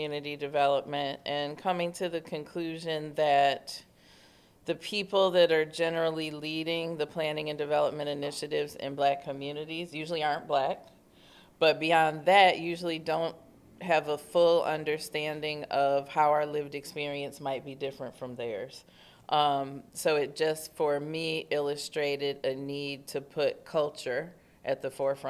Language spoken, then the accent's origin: English; Detroit, Michigan, United States; also born or lived in Midtown, Detroit; I'm from the Bagley neighborhood. I currently live in Midtown